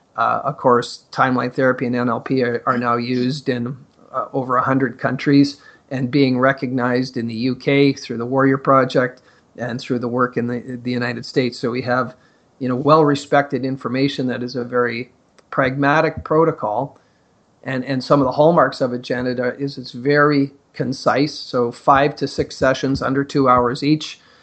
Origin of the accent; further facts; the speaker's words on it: Northern Ontario, Canada; growing up in Northern Ontario in the mining communities